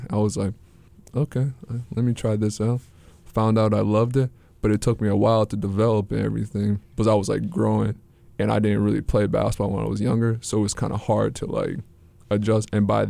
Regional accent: St. Paul, Minnesota, United States; Well, I'm originally from St. Paul, Minnesota, and, you know, I'm a family guy.

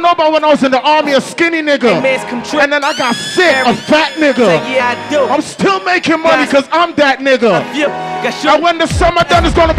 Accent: Syracuse, New York, United States; But you see, and then some people talk about them from New York, but I'm really from Syracuse.

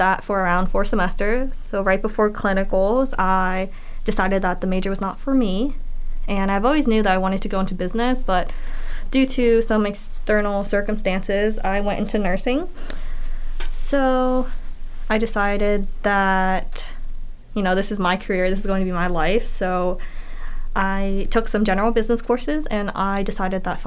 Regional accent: York, Pennsylvania, United States; I am from York, Pennsylvania

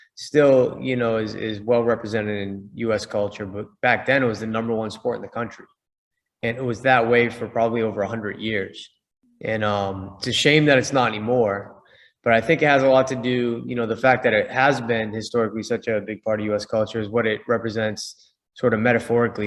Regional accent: Boston, Massachusetts, United States; I'm from Boston

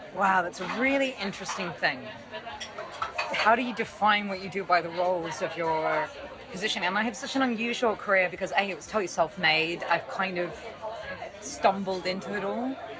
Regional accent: London, United Kingdom; I'm from London

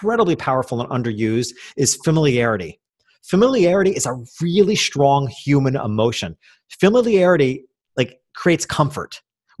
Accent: Hopewell Junction, New York, United States; I went back to my hometown, which was a small country town 2 hours north of New York City

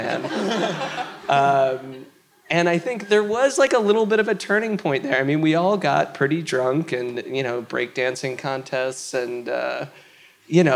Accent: New York, United States; I am from New York

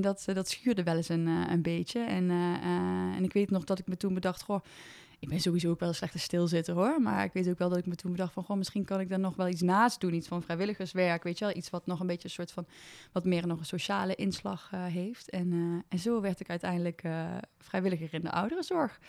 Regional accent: Overloon, North Brabant, Netherlands; moved away as an adult; now in Nijmegen, Netherlands; ik kom uit de Overloon, dat is een klein dorpje in Brabant.

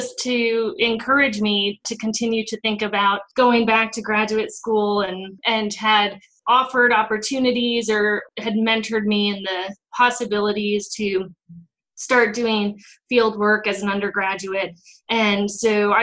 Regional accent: United States; moved away; also born or lived in Connecticut, United States / Los Angeles, California, United States; I grew up half in Connecticut and then half in Los Angeles

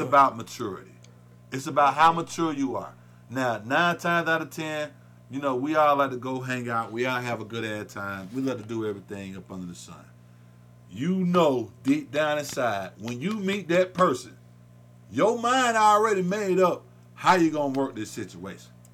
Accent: the South, United States; we're from the South

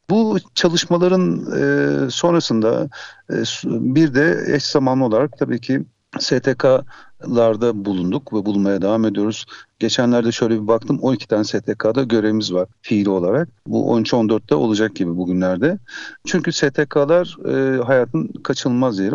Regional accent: İzmir, Turkey; İzmir doğumluyum ve İzmir'de yaşıyorum

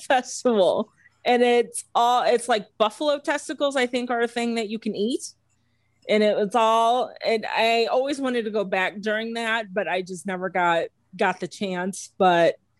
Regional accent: Missouri, United States; moved away; I grew up in Missouri

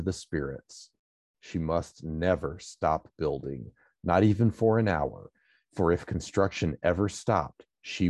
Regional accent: California, United States

